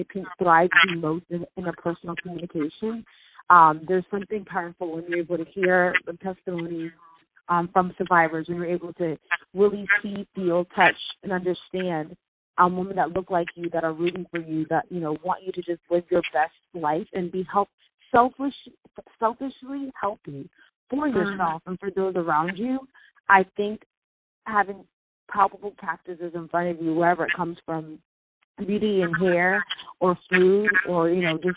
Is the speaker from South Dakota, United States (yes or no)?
no; Florida, United States; also born or lived in Boston; I am from Florida. I was born in Boston, raised in Florida.